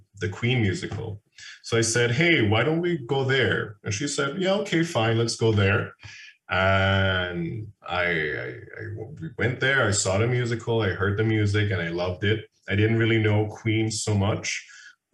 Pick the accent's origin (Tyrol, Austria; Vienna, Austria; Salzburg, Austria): Vienna, Austria; Born and raised in Vienna